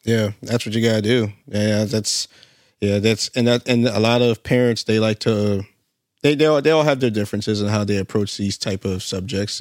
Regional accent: Alaska, United States; moved away; I'm from Alaska

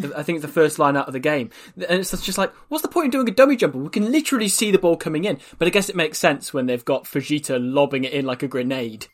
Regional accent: Wales, United Kingdom; we're from Wales

